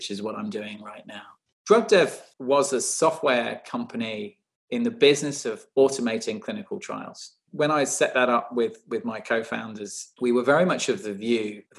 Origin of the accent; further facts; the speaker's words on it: United Kingdom; I was born in the UK, a child to Indian immigrants